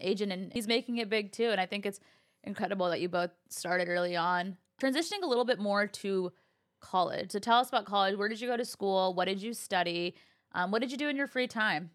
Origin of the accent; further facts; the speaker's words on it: California, United States; I've been born and raised in California